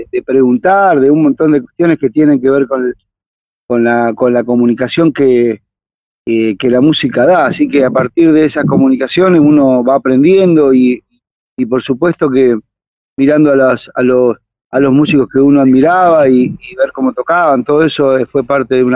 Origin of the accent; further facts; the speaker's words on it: Villa Bosch, Buenos Aires Province, Argentina; yo recuerdo cuando era niño y vivía en Villa Bosch